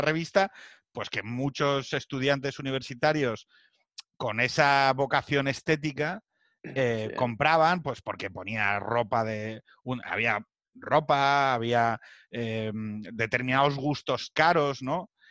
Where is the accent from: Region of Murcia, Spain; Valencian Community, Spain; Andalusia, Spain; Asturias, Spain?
Asturias, Spain; que soy de Asturias